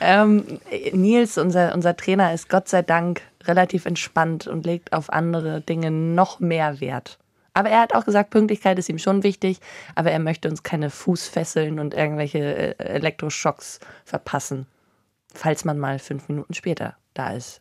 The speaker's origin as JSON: {"language": "German", "region": "Northern Germany", "country": "Germany", "tie": "born or raised there", "said": "ich in Norddeutschland aufgewachsen bin"}